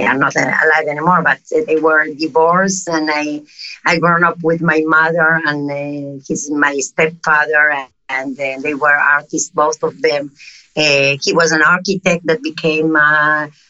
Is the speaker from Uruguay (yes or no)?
yes; Uruguay; accent: South American; English is a second language; moved away; also born or lived in Madrid, Spain / Tel Aviv, Israel; I'm South America. I don't know if you noticed by my accent. No, it's obvious. I was born in Uruguay.